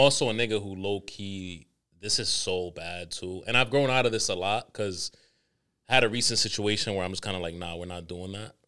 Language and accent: English; Dominican Republic; I'm the Dominican